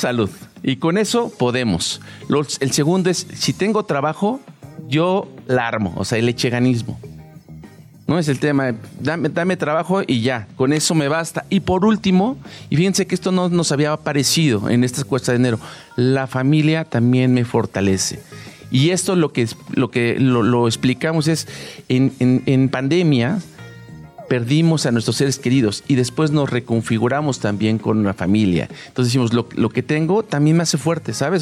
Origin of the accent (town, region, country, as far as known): Mexico